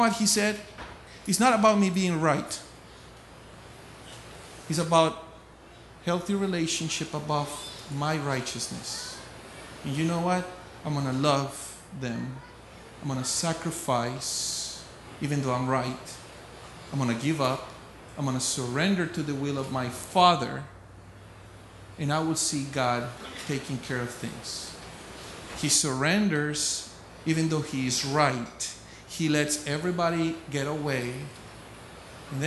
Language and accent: English; Colombia; moved away as an adult; I was born and raised in Colombia, South America.